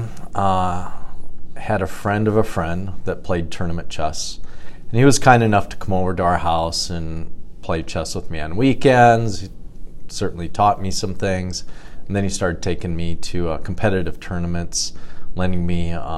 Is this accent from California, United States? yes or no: no; Cedar Rapids, Iowa, United States; also born or lived in Chicago area; I was born and raised in Cedar Rapids, graduated from Washington High School